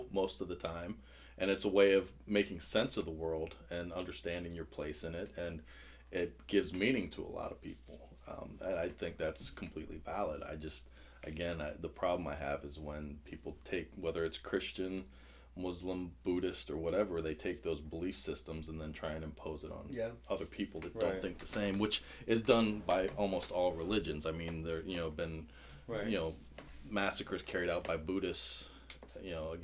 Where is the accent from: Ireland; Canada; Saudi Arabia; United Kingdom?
Ireland; as an Irishman